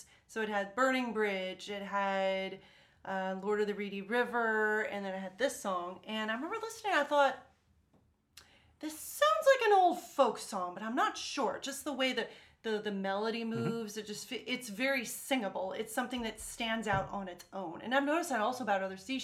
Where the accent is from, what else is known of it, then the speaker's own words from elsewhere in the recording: United States; I'm American.